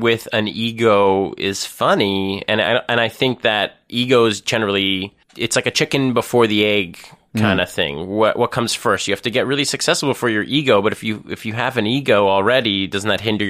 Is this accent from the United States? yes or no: no; Thornhill, Ontario, Canada; I actually grew up in Thornhill.